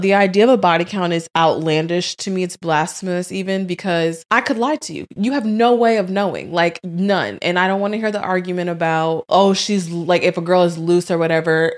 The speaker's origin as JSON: {"language": "English", "town": "St. Louis", "region": "Missouri", "country": "United States", "tie": "born or raised there", "also_born_or_lived": "Tampa, Florida", "moved": "yes", "lives_now": "Florida, United States", "said": "born in Saint Louis"}